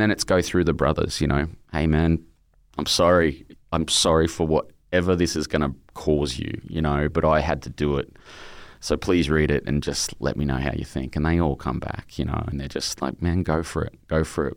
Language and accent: English; Brisbane, Queensland, Australia; my childhood where my mum had fallen in love with this heroin dealer out in my hometown, Brisbane